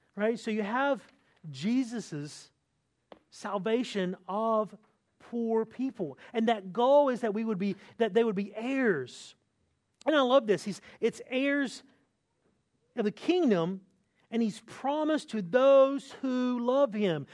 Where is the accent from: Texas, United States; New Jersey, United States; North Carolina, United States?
North Carolina, United States; moved away; I'm from North Carolina, which is the home of, of Michael Jordan